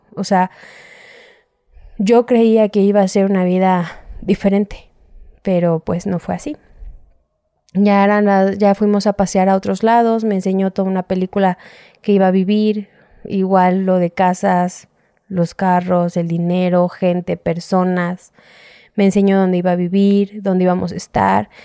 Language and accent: Spanish; Mexico City, Mexico; soy de aquí de la Ciudad de México